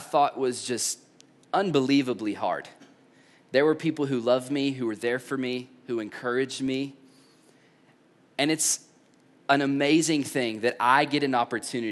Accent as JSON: {"language": "English", "region": "East Tennessee", "country": "United States", "tie": "born or raised there", "said": "I grew up in East Tennessee"}